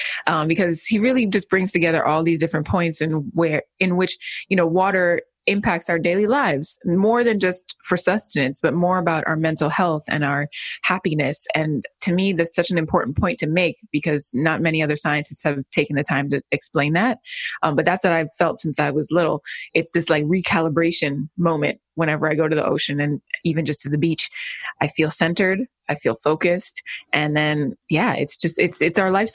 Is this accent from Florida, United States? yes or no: yes; Miami, Florida, United States; also born or lived in Los Angeles; My mom is Jamaican and I was born and raised in Miami